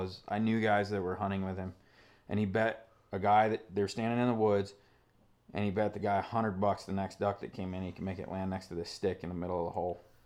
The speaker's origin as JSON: {"language": "English", "area": "Stillwater Marsh", "region": "Nevada", "country": "United States", "tie": "born or raised there", "moved": "yes", "said": "where you and I grew up hunting in the Stillwater Marsh in Nevada"}